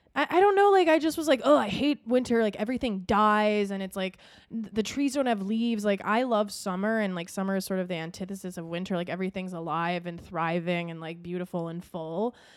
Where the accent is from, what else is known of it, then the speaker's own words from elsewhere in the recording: Minnesota, United States; we grew up in Minnesota